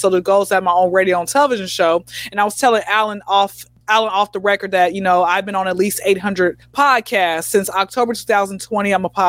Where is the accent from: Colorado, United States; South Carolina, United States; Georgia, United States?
Georgia, United States; Atlanta; Born and raised in Atlanta. I recently got my diploma in at Clark Atlanta, HBCU.